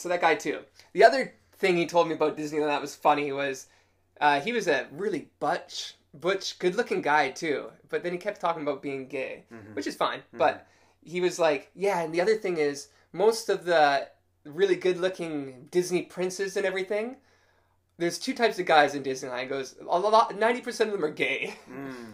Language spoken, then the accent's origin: English; Canada; now in Japan; I'm Canadian